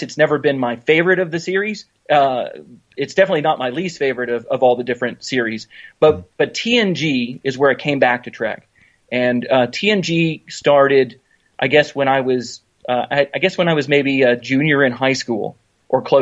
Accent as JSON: {"language": "English", "town": "Knoxville", "region": "Tennessee", "country": "United States", "tie": "born or raised there", "said": "my hometown of Knoxville, Tennessee"}